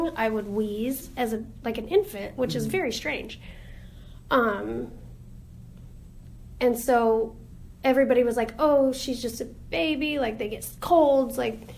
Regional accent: Hughson, California, United States; also born or lived in Loma Linda, California; I am from Houston, California.

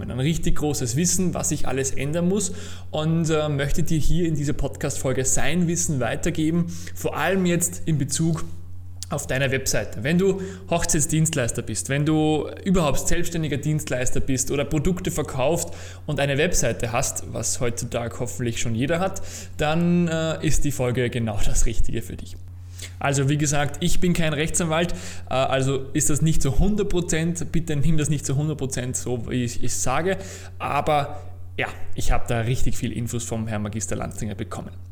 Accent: Austria; Naja, bei uns in Österreich zum Beispiel gibt es eine Verordnung von 2000

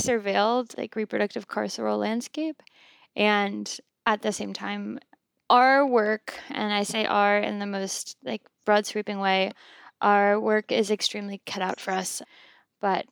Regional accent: South Louisiana, United States; so many of us being born and raised in South Louisiana

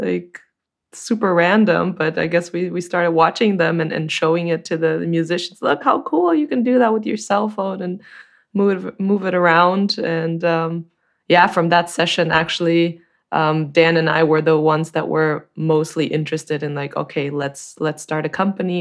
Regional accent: Brazil; moved away as an adult; also born or lived in Chico, California, United States; now in Germany; I'm originally from Brazil, but I've been living in Germany for a while

